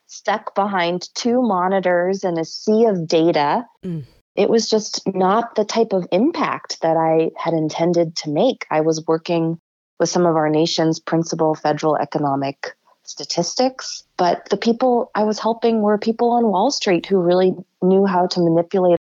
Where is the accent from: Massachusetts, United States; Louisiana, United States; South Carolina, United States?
Massachusetts, United States; Rockport; also born or lived in Lynn, Massachusetts / Washington, D.C.; I was born in Lynn. I moved to Rockport when I was 7.